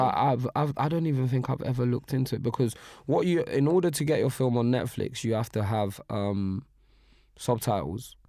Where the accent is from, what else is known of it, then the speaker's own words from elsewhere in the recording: Nigeria; I'm Nigerian